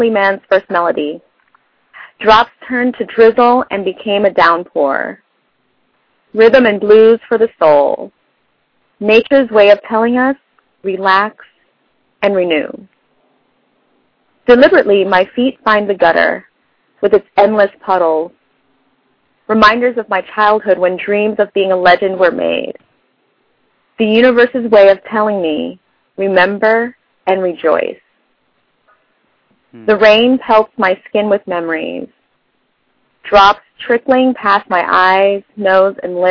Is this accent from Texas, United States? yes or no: no; Los Angeles, California, United States; now in London, United Kingdom; I used to live in Van Nuys, but now I live in London